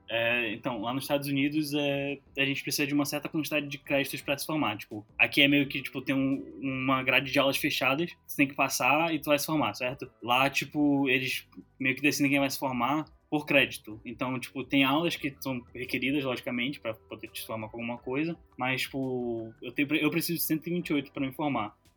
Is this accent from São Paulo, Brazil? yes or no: no; Manaus, Amazonas, Brazil; moved away; eu cresci em Manaus